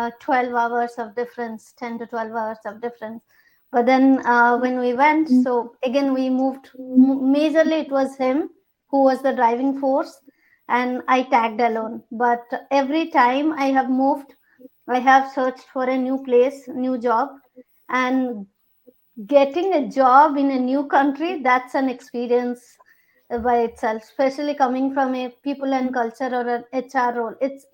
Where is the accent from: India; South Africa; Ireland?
India; English is a second language; also born or lived in Toronto; now in Denmark; I moved from India to Toronto and back to India and then to Denmark because of my husband work project.